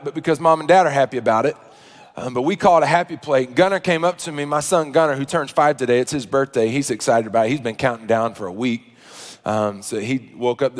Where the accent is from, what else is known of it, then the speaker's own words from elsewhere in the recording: Arkansas, United States; now in Kansas City, United States; I grew up in Arkansas